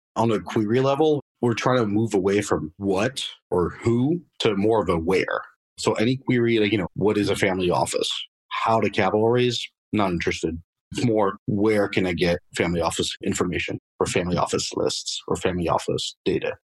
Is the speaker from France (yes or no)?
yes; Paris, Île-de-France, France; moved away as an adult; also born or lived in Boston area, United States; now in United States; I was actually born and raised in Paris, France. Uh, lived there for about 20 years.